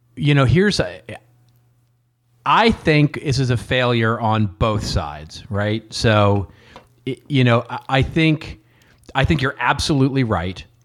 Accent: Texas, United States; growing up in Texas, you know, uh, uh, let's put it this way. Your Texas history class in elementary school was as important as U S history

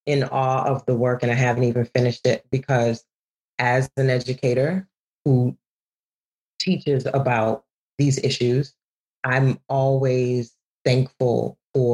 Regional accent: New Orleans, Louisiana, United States; also born or lived in Ghana; I could go to Ghana every summer and have my cousins remind me that I'm American. You know, and then I could be in the schoolyard in New Orleans and have my schoolmates remind me that I'm African

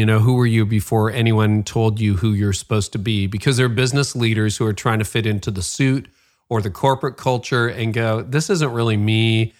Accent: Nigeria; what part of that is because I'm a woman or because I'm Nigerian or because I don't fit your idea of what a leader looks like or sounds like

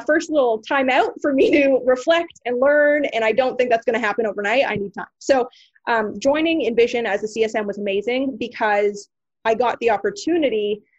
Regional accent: Canada; moved away as an adult; now in Toronto, Canada; my hometown roots

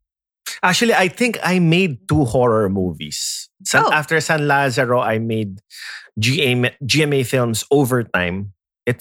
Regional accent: Philippines; I grew up in the Ateneo grade school

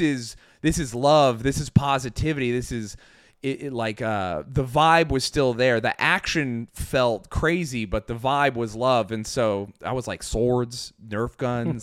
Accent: Flowell, Utah, United States; moved away; also born or lived in New York; I grew up in Utah

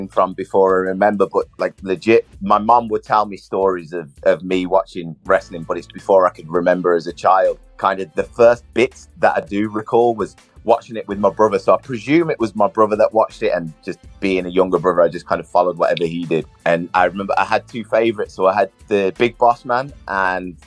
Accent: Birmingham, West Midlands, United Kingdom; moved away as an adult; also born or lived in Manchester; I was born in Birmingham, lived in Birmingham until I came to uni. And I came to uni late. So I was probably in Birmingham for like the first 21 to 22 years of my life.

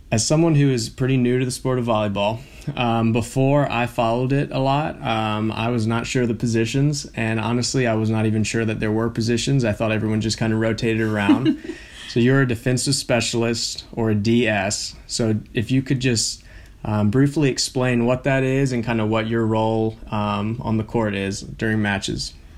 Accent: Blacksburg, Virginia, United States; moved away; being in my hometown

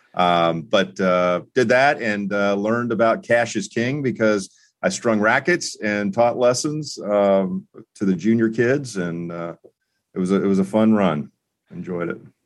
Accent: Florida, United States; also born or lived in North Carolina; now in Indianapolis, United States; growing up in Florida

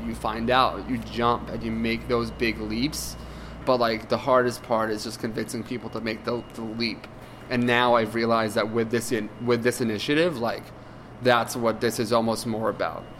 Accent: Reading, Pennsylvania, United States; as a kid I grew up in Reading, Pennsylvania

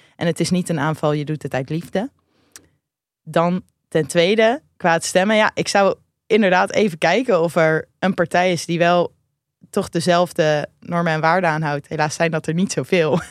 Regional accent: Rotterdam, South Holland, Netherlands; wij komen allebei uit Rotterdam.

